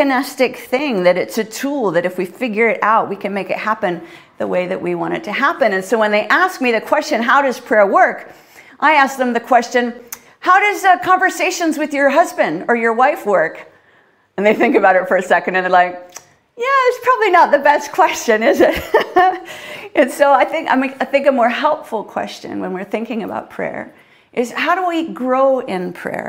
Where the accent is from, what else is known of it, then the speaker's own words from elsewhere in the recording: Canada; now in United Kingdom; Being a Canadian